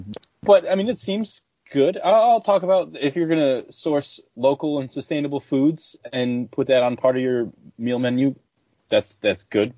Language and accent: English; outside of Buffalo, New York, United States; I grew up outside of Buffalo